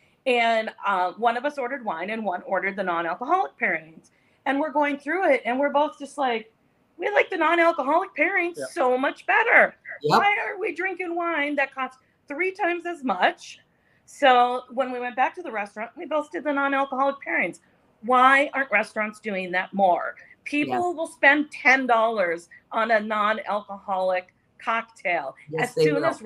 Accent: North Dakota, United States; moved away; I grew up in North Dakota

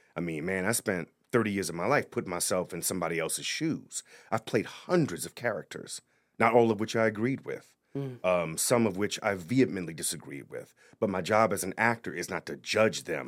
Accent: New Orleans, Louisiana, United States; moved away as an adult; also born or lived in Notre Dame, Indiana; now in Providence, United States; i am from New Orleans originally, yeah. born and raised

